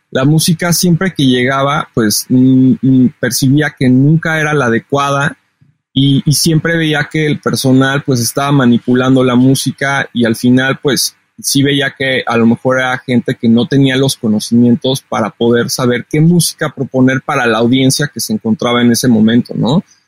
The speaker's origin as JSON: {"language": "Spanish", "region": "Mexico City", "country": "Mexico", "tie": "born or raised there", "said": "soy originario de la Ciudad de México"}